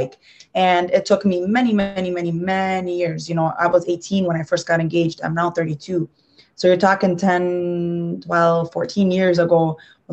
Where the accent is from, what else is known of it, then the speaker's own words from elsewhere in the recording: Dearborn, Michigan, United States; I come from Dearborn.